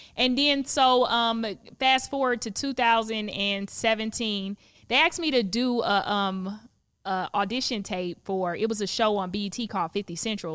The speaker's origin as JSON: {"language": "English", "area": "Palm Beach County", "region": "South Florida", "country": "United States", "tie": "born or raised there", "moved": "as an adult", "lives_now": "Los Angeles, United States", "said": "I'm from Palm Beach County"}